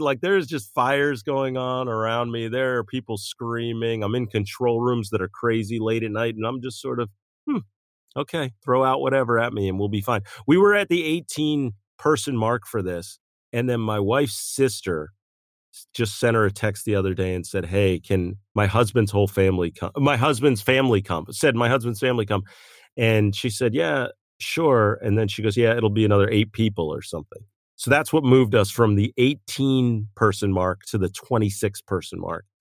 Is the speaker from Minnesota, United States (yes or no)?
no; West Chester, Pennsylvania, United States; now in West Coast, United States; I grew up on the East Coast, um, Westchester, Pennsylvania, Malvern area